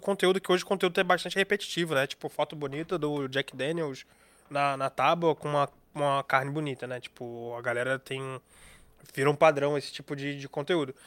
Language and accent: Portuguese; Brazil; eu sou brasileiro